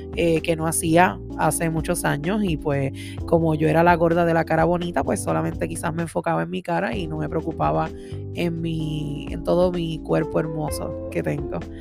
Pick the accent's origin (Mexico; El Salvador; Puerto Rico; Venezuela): Puerto Rico; Orocovis; moved away as an adult; now in Massachusetts, United States; una jibarita de Orocovis